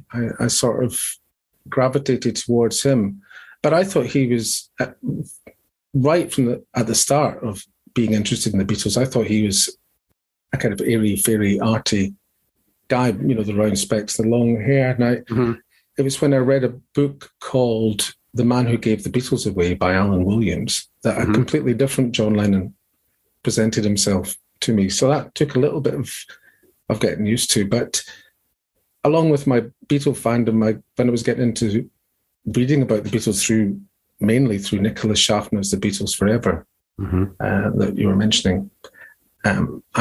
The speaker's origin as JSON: {"language": "English", "town": "Leith", "region": "Scotland", "country": "United Kingdom", "tie": "born or raised there", "also_born_or_lived": "Edinburgh / Glasgow", "said": "I was born in Edinburgh, as we say over here, and I grew up in Leith, L-E-I-T-H."}